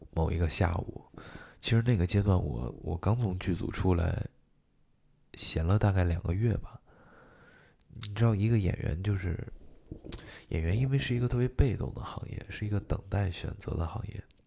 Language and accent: Chinese; Xi'an, Shaanxi, China; moved away as an adult; now in Beijing, China; 我是陕西西安人，土生土长的西安人